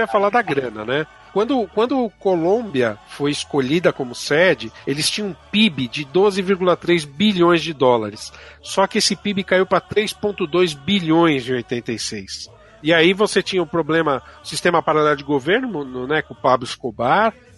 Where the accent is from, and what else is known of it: Brazil